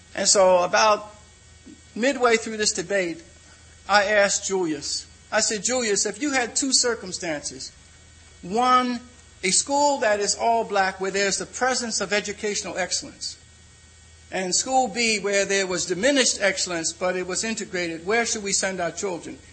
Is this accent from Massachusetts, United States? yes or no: no; Philadelphia, Pennsylvania, United States; I'm from Philadelphia